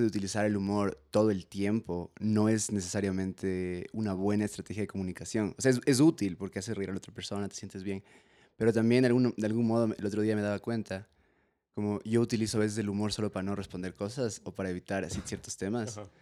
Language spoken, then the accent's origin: Spanish; Ecuador; yo soy ecuatoriano también